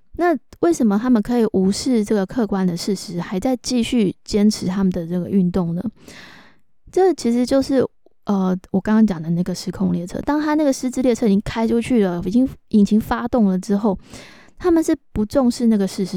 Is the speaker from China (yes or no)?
no; Taiwan; 我们是台湾人，我们是亚洲人